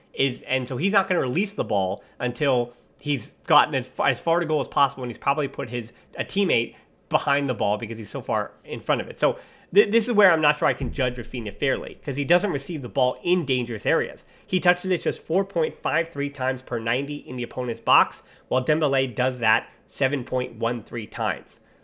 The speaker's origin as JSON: {"language": "English", "country": "United States", "said": "my American bias"}